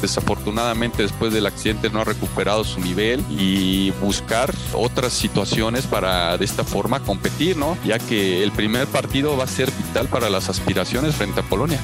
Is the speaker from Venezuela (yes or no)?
no; Mexico; como buenos mexicanos